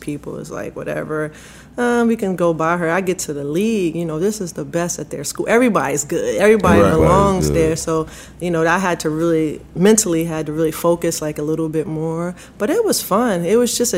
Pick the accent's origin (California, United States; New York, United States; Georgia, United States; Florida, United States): New York, United States; Growing up in New York